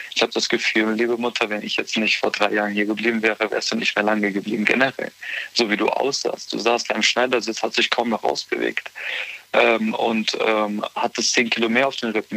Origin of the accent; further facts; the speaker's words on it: Bonn, North Rhine-Westphalia, Germany; moved away as an adult; also born or lived in Nuremberg; now in Eifel, Germany; ich komme eigentlich ursprünglich aus Bonn.